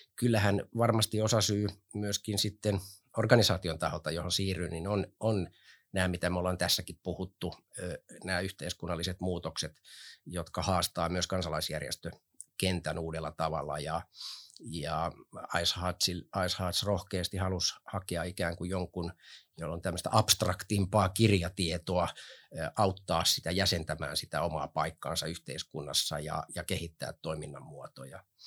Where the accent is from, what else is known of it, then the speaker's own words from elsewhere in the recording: Helsinki, Uusimaa, Finland; Mä oon Kontulasta lähtöisin, viettänyt seitsemänkymmentä- ja kahdeksankymmentäluvut Kontulassa.